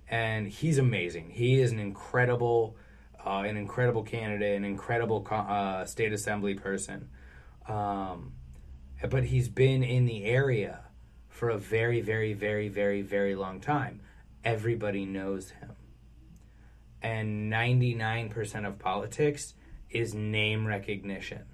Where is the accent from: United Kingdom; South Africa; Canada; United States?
United States; Arizona; now in California, United States; growing up in Arizona